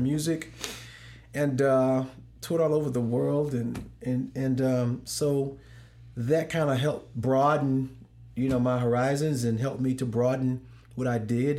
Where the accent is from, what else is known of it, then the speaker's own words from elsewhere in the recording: St. Louis, Missouri, United States; now in Dallas, United States; I'm from Saint Louis